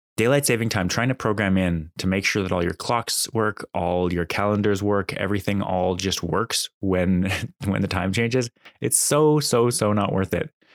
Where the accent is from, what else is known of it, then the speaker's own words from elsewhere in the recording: Calgary, Alberta, Canada; also born or lived in Ontario; now in Ottawa, Canada; I was born in Ontario. I grew up in Alberta, and I came back to Ontario for school